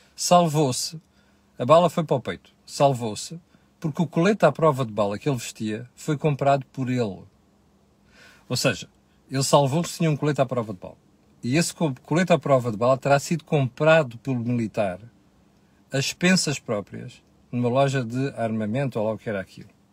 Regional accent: Portugal; nós portugueses

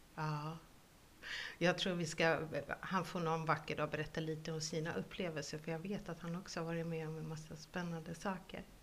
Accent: Finland; moved away; I Finland, där jag kommer ifrån

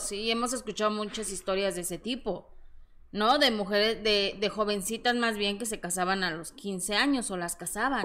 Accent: Mexico City, Mexico; estoy muy orgullosa de mis orígenes, así que de Peralvillo para el mundo.

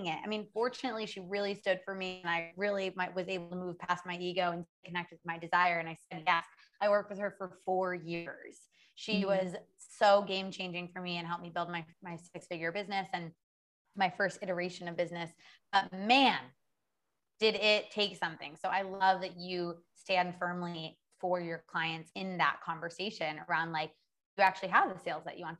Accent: Orono, Maine, United States; moved away as an adult; also born or lived in New York City / Los Angeles / Paris; now in Bali, Indonesia; I'm originally from Maine. I'm from a small town in Maine, Orono, Maine.

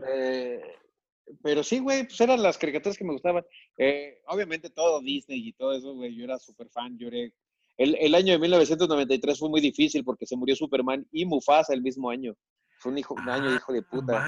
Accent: Monterrey, Nuevo León, Mexico; moved away as an adult; now in Mexico City, Mexico; yo me fui de Monterrey a la Ciudad de México por, o sea, sí, por la inseguridad, pero porque quería hacer teatro

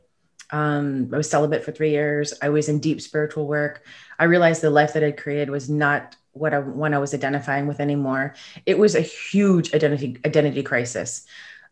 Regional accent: Chicago, Illinois, United States; also born or lived in Toronto, Canada; I'm from Chicago. I was originally born in Toronto

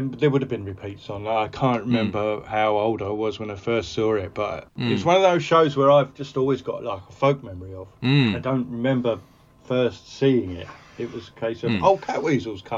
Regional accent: Brentwood, East of England, United Kingdom; I grew up in Brentwood in Essex, which is a satellite commuter town.

